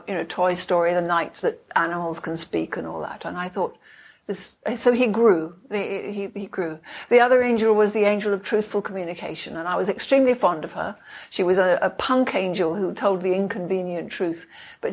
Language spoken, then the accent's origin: English; London, United Kingdom; I was born in London